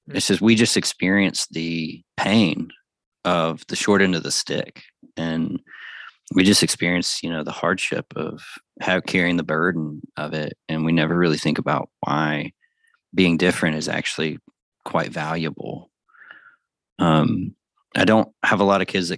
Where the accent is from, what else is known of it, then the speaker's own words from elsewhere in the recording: the South, United States; also born or lived in Alabama; now in Tucson, United States; I'm from the South